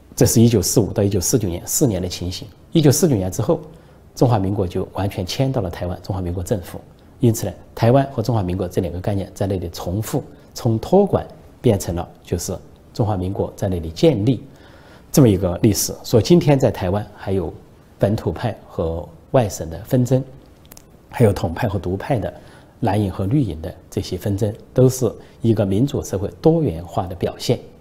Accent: China; 我们中国人恐怕比较困难，面对真实比较困难

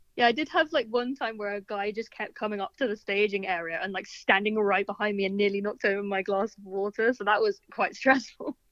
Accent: London, United Kingdom; also born or lived in Bristol; musician from Southwest London.

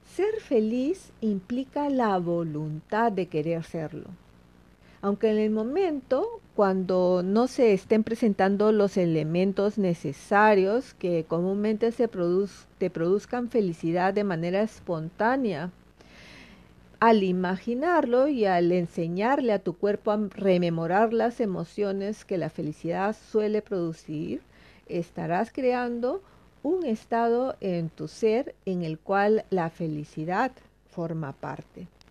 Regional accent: Peru; now in Sweden; el choclo, como le llamamos en mi país

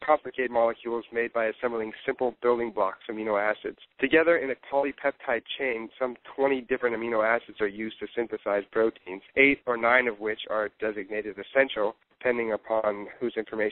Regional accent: Pacific Northwest, United States; moved away as an adult; also born or lived in Chicago; now in Seattle, United States; Now I'm back home where I used to live. I'm from the Pacific Northwest

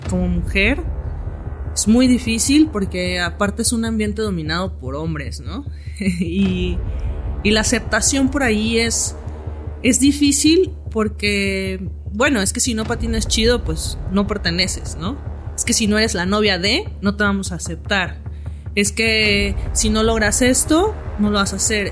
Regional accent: Tuxtla Gutiérrez, Chiapas, Mexico; now in Mexico City, Mexico; patinadora de downhill skateboarding, tengo 29 años y soy originaria de Tuxtla Gutiérrez, Chiapas

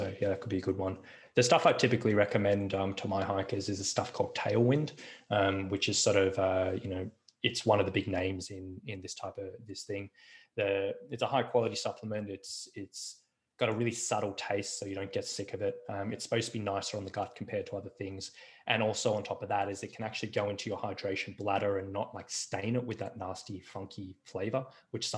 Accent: Australia

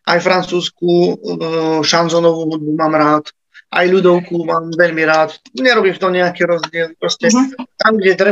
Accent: Slovakia; Tak ja pochádzam z Herby, to je vlastne taká malebná, krásna dedinka na hore

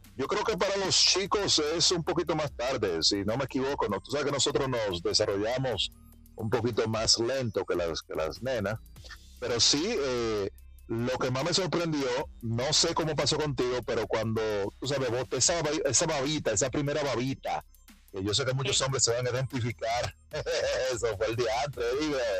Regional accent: Dominican Republic; mi país, República Dominicana

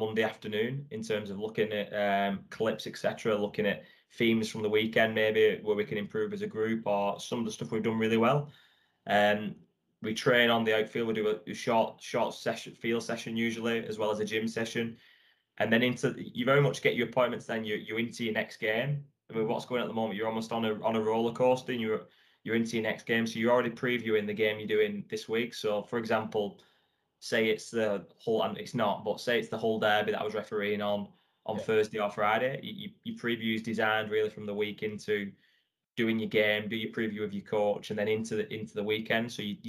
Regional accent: England, United Kingdom; I'm like as English as it comes, really, in terms of that.

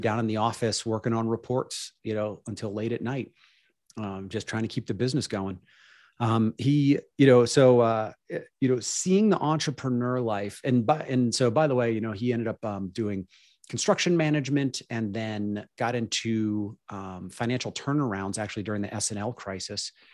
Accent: Pittsburgh, Pennsylvania, United States; I grew up in Pittsburgh, P

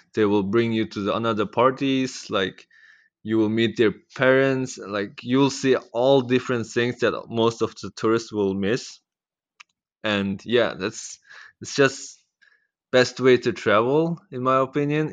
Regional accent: East Turkestan, Xinjiang, China; also born or lived in Netherlands; now in Australia; I'm from Netherlands. And I was born in Maitao, which is, uh, East Turkestan

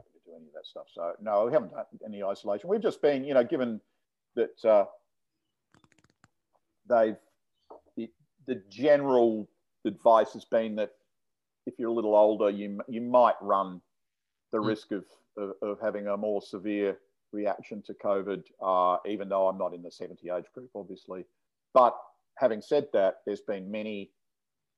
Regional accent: Adelaide, South Australia, Australia; now in Sydney, Australia; I come from Adelaide originally, but I haven't been down there

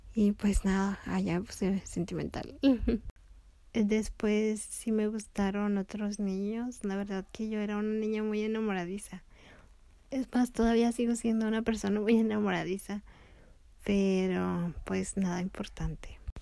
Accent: León, Guanajuato, Mexico; also born or lived in Tepic, Nayarit, Mexico; acá en León, donde vivíamos después de regresar de Tepic

